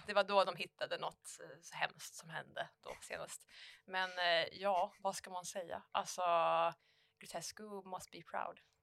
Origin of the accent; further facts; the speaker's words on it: Falköping, Västra Götaland, Sweden; vi hade i Falköping, där jag kommer ifrån, så hade vi Ollebergsgymnasiet